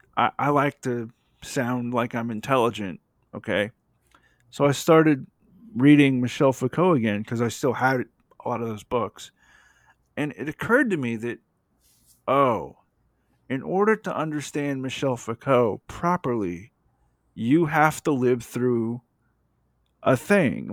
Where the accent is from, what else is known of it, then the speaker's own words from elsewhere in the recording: the South, United States; I live in the South and I'm from the South